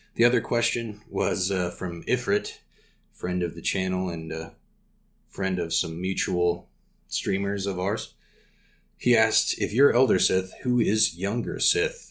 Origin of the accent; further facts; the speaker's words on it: Casper, Wyoming, United States; opened a game store here in my hometown called Next Level Games. If you're ever in Casper, Wyoming